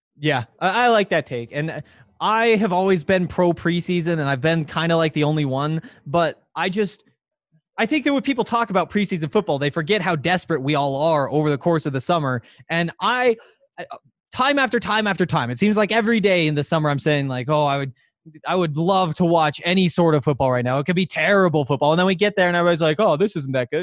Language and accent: English; Montana, United States; growing up in Montana